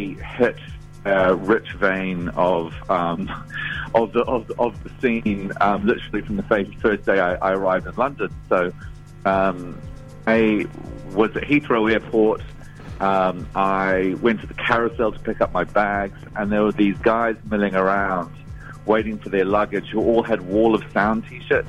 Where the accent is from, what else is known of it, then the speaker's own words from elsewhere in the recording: New Zealand; I was from New Zealand